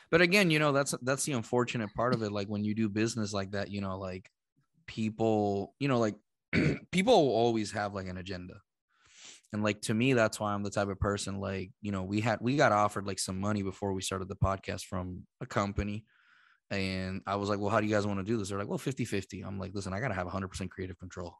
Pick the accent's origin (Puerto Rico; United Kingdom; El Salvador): Puerto Rico; moved away as an adult; also born or lived in Boston; I'm from Puerto Rico